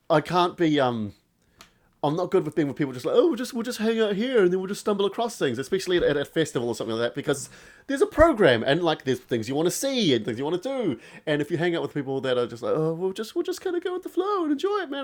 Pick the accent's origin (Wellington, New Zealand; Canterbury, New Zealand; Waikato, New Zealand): Canterbury, New Zealand; Christchurch; my hometown, Christchurch